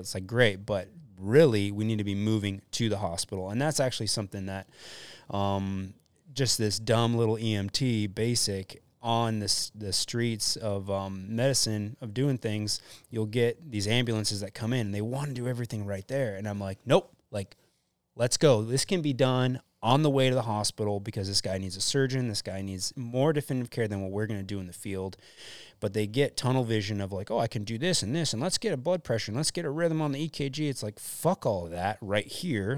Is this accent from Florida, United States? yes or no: yes; Deerfield Beach, Florida, United States; moved away as an adult; now in West Coast, United States; I grew up in Florida